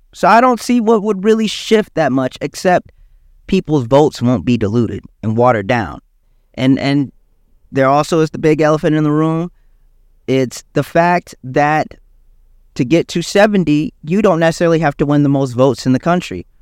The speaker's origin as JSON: {"language": "English", "region": "South Carolina", "country": "United States", "tie": "born or raised there", "said": "I'm from, I grew up in South Carolina"}